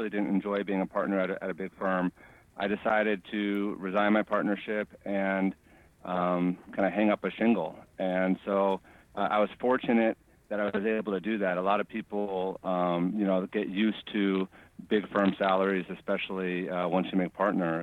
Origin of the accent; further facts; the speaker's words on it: San Francisco, California, United States; also born or lived in Ohio / Los Angeles; I grew up in San Francisco, went to school, high school and elementary school in San Francisco